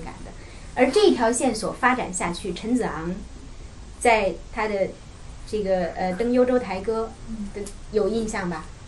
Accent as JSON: {"language": "Chinese", "country": "China", "said": "我们中国人"}